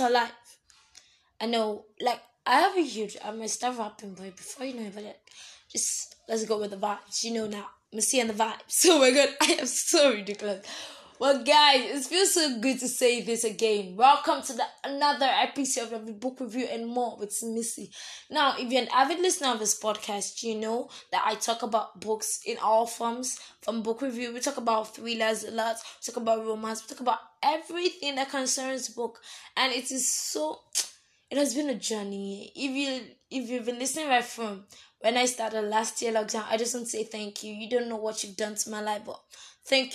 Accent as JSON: {"language": "English", "country": "Nigeria", "said": "as a Nigerian"}